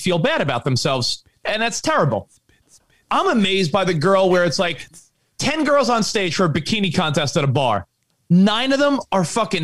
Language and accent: English; New York City, New York, United States; growing up in New York